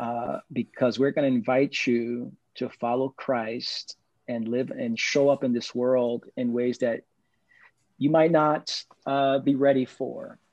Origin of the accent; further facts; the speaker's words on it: New York City, New York, United States; I grew up in East New York, Brooklyn